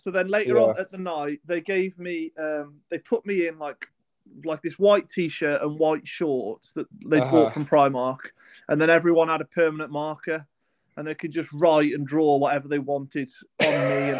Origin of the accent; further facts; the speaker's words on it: England, United Kingdom; we're from England.